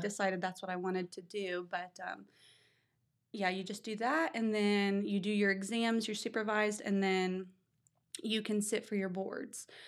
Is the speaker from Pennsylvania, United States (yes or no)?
no; Bidwell, Ohio, United States; I grew up in Bidwell, lived there, went to school there